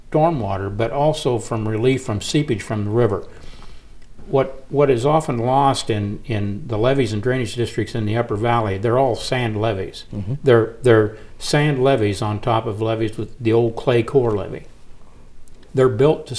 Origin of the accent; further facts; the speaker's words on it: Hull, Illinois, United States; moved away as an adult; also born or lived in Quincy, Illinois; I grew up in Hull. I'm from Hull. Yeah. I'm from Pike County